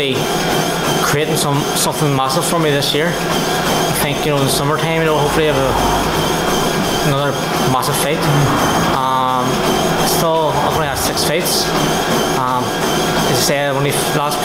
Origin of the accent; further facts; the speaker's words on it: Ireland; I'm Irish